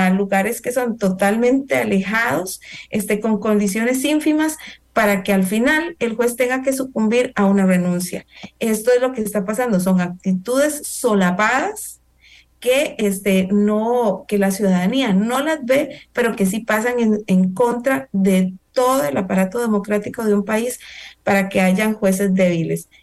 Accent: Costa Rica; como costarricenses, en el caso nuestro

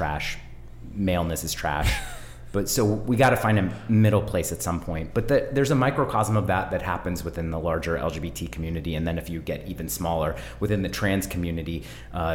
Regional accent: Bay Area, California, United States; I grew up in the Bay Area, so I'm a deep hippie

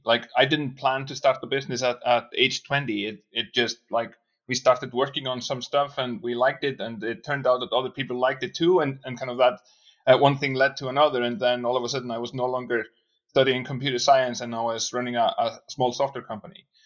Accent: Iceland; also born or lived in Boston; now in Reykjavik, Iceland; I'm from Iceland. That's where I'm brought up.

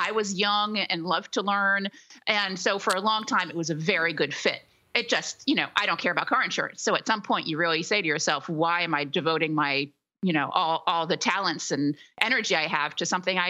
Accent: Philadelphia, Pennsylvania, United States; also born or lived in Paris; Correct. Here in my hometown.

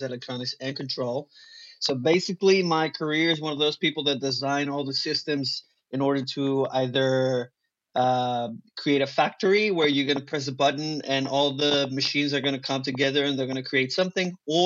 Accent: Monterrey, Nuevo León, Mexico; first language Spanish; English is a second language; moved away as an adult; also born or lived in Cozumel; now in Los Angeles, United States; I grew up in a city called Monterrey, which is the northeast Mexico

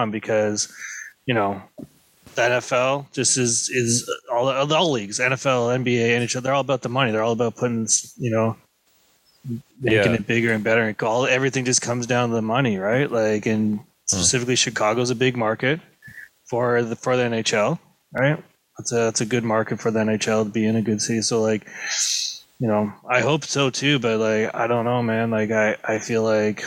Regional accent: Canada; we're Canadian

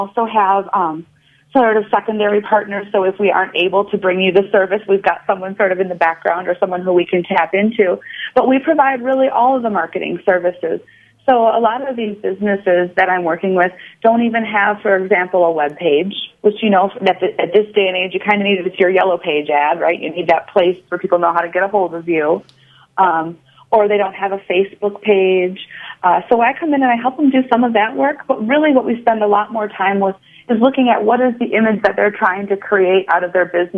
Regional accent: Fort Atkinson, Wisconsin, United States; also born or lived in Madison, Wisconsin; I grew up in Fort Atkinson, Wisconsin

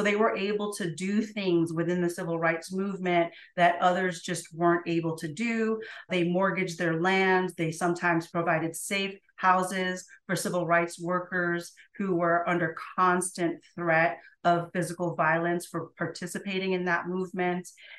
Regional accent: Jamaica; I'm an immigrant from Jamaica. My mother is Chinese Jamaican.

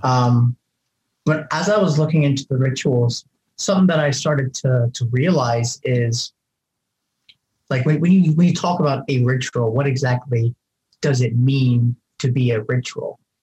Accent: Ohio, United States; moved away as an adult; I'm originally from Ohio.

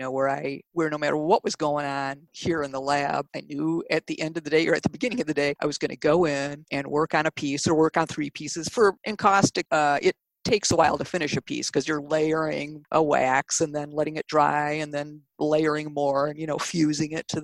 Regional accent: Detroit, Michigan, United States; I grew up in Detroit, the Detroit area

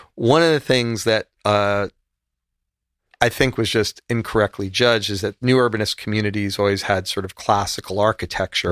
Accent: United States; also born or lived in Miami / Spain; just being an American

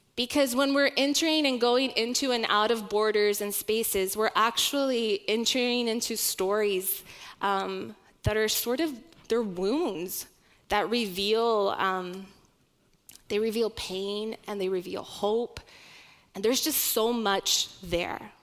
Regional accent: Oklahoma, United States; my youngest sister and I were born and raised in Oklahoma.

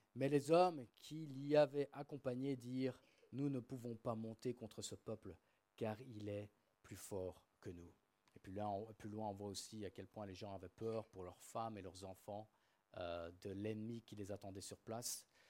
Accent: Namur, Wallonia, Belgium; moved away; also born or lived in England; ma ville natale, la ville de Namur

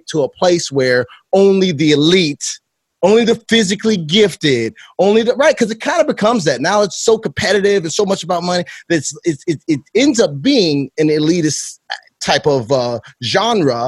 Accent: Chicago, Illinois, United States; I am from Chicago

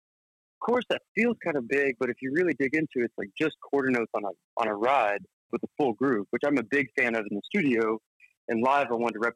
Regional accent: Norman, Oklahoma, United States; growing up in Norman, at least for me, like, I grew up in a pretty small environment, kind of outside of the town, in a little country area

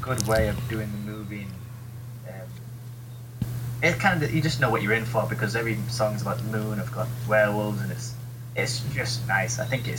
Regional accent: England, United Kingdom

